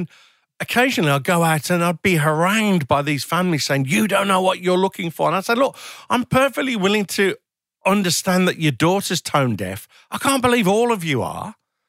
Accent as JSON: {"language": "English", "town": "Birmingham", "region": "West Midlands", "country": "United Kingdom", "said": "I was from Birmingham, from a council estate, and ended up working at a fairly senior level in the music industry."}